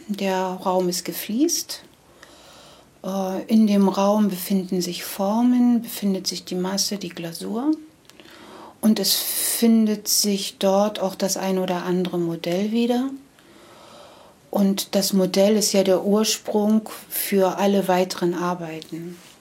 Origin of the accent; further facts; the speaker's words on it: Karstädt, Brandenburg, Germany; also born or lived in Meissen / Heiligendamm / Schwerin; now in Sukow, Germany; ich komme gebürtig aus dem Bezirk Schwerin. Karstedt ist der Ort.